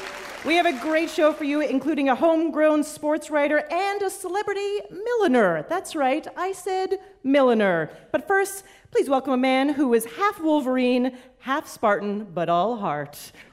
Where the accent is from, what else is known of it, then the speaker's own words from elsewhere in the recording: Canada; I gotta say, as a Canadian, Michigan feels very homey to me.